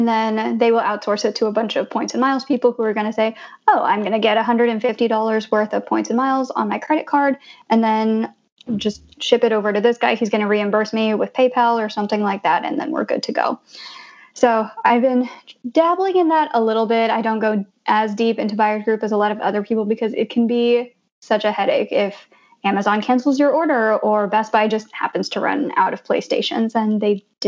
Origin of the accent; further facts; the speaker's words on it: Blue Springs, Missouri, United States; also born or lived in Denver, Colorado; now in Jersey City, United States; I grew up in Blue Springs, Missouri, which is 93% white